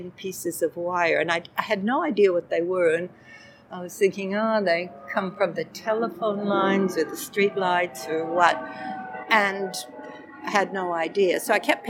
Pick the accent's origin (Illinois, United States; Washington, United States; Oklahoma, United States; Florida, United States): Washington, United States; moved away as an adult; also born or lived in Minnesota / San Francisco / Adelaide / Perth; now in Melbourne, Australia; I was born in Minnesota, but grew up in the state of Washington